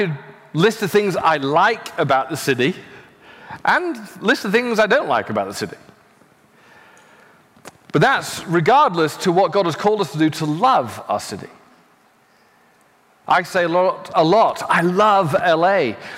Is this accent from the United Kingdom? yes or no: yes; United Kingdom; now in Los Angeles, United States; I'm from the UK, I'm now an American citizen.